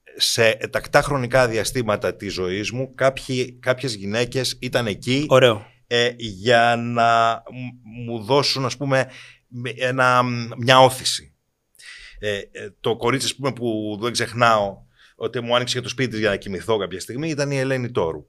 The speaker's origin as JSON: {"language": "Greek", "town": "Kiato", "region": "Peloponnese", "country": "Greece", "said": "Είμαι ένα παιδί από το Κιάτο Κορινθία"}